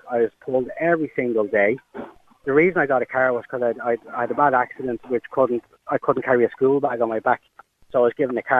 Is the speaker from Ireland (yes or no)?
yes; Dublin, Leinster, Ireland; I grew up in Finglas South, and now I'm up there by IKEA.